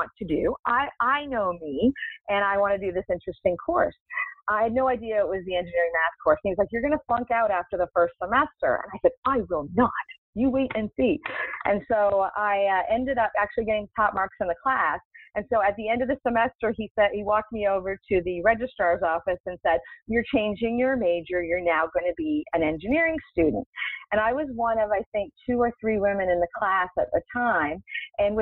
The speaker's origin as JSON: {"language": "English", "country": "Canada", "moved": "yes", "said": "I'm originally from Canada"}